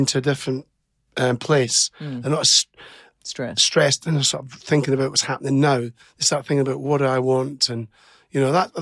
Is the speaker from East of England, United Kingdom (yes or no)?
no; Scotland, United Kingdom; being Scottish